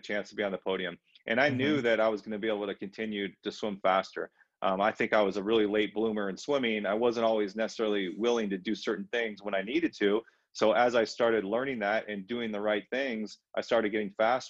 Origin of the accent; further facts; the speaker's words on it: Southern California, United States; growing up in Southern California.